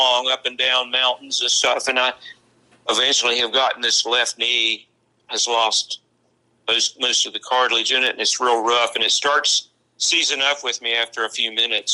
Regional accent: Marion, Virginia, United States; I used to tell people when I was at Tech, they'd ask me, where are you from? And they thought of Marion as the state hospital area

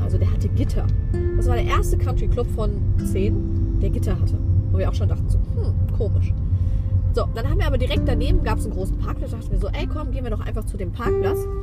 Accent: Germany; wir kommen aus Deutschland

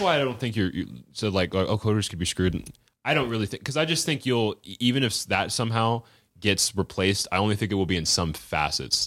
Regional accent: Florida, United States; also born or lived in Western Washington; now in Washington, United States; I was raised in Florida.

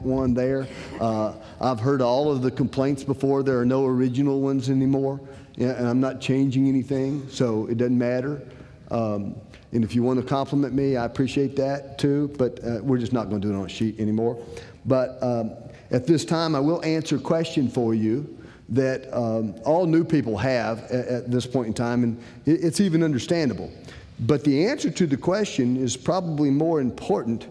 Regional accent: Decatur, Illinois, United States; moved away; I'm originally from Decatur, Illinois

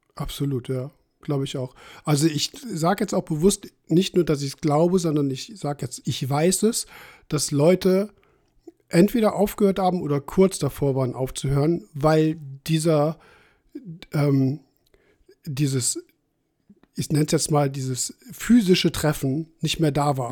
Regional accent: Saarpfalz, Saarland, Germany; das ist mein Heimatverein, weil es halt aus der Ecke kommt, wo ich herkomme.

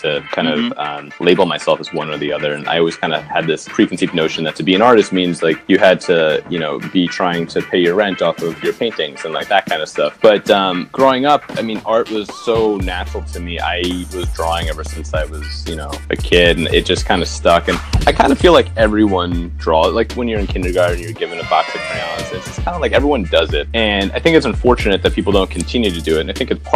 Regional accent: New York City, New York, United States; moved away as an adult; also born or lived in Philadelphia; I kind of took for granted the fact that I was growing up in this amazing city

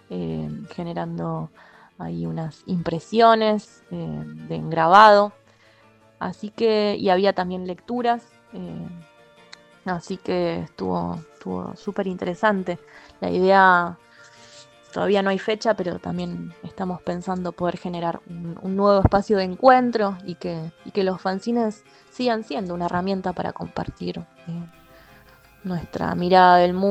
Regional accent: Adrogué, Buenos Aires Province, Argentina; moved away as an adult; now in Ushuaia, Argentina; soy de Adrogué, con urbano bonaerense.

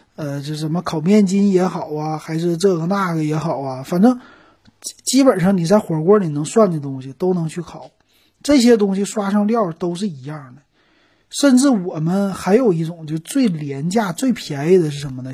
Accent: Northeast China, China; 咱们东北人就烤什么

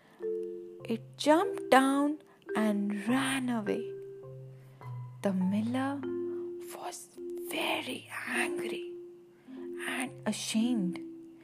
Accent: India; I'm from India

